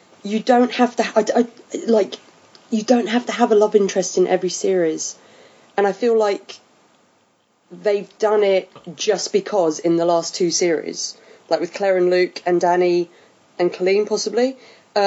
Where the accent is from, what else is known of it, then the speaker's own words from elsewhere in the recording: United Kingdom; I'm just British.